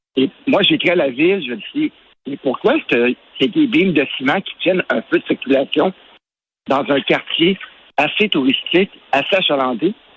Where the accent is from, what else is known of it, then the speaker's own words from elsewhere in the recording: Montreal, Quebec, Canada; je suis un amoureux de Montréal, je suis né à Montréal, j'aime Montréal